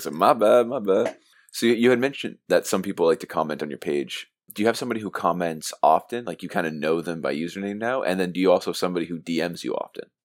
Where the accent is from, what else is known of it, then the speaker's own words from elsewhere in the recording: Mississauga, Ontario, Canada; I'm from Mississauga, Ontario